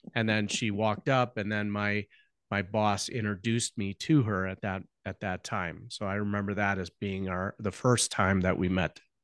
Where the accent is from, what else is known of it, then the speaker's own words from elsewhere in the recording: Chicago, Illinois, United States; also born or lived in Nebraska; we were both born and born and raised in the Chicago land area